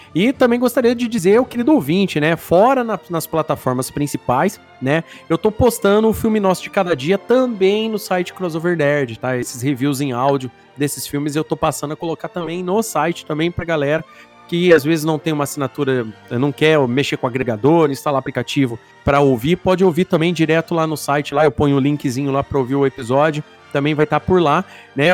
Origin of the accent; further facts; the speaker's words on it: Brazil; nós brasileiros